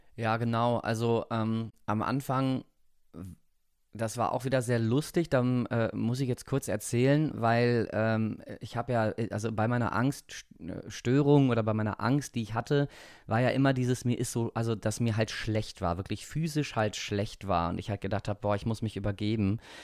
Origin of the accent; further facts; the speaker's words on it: Rhineland, Germany; ich bin Rheinländer.